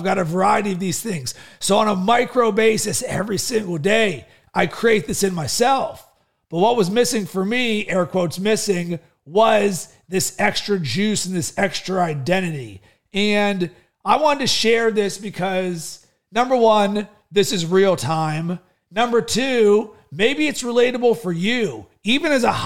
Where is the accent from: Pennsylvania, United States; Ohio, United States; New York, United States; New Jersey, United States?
Pennsylvania, United States; Pittsburgh; also born or lived in Chicago; now in Sarasota, United States; growing up in Pittsburgh as a kid